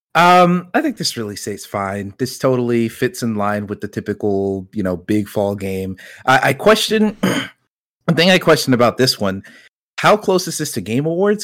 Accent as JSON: {"language": "English", "region": "Georgia", "country": "United States", "tie": "born or raised there", "said": "not only am I from that area, born and raised in Georgia my whole life"}